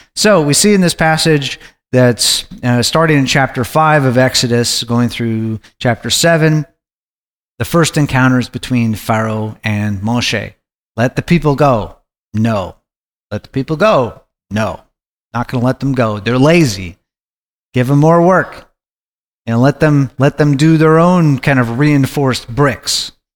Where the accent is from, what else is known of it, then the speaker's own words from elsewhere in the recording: Anchorage, Alaska, United States; I was growing up in Anchorage, Alaska